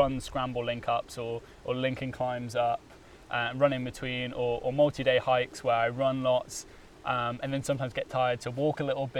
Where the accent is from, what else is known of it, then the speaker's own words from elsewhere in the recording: Bristol, South West England, United Kingdom; I grew up in Bristol, in a village called Warmley